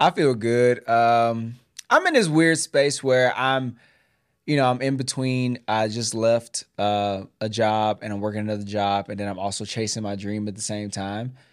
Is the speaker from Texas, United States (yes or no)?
yes; Houston, Texas, United States; moved away as an adult; now in Georgia, United States; we both are homegrown Texans. I'm Houston.